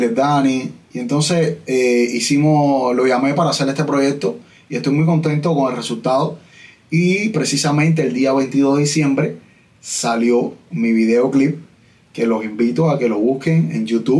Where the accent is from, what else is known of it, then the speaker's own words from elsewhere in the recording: Santa Clara, Villa Clara, Cuba; yo soy de Santa Clara